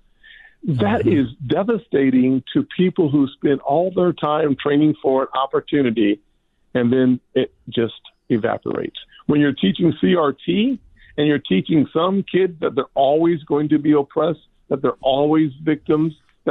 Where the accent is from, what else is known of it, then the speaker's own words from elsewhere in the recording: United States; I'm an American.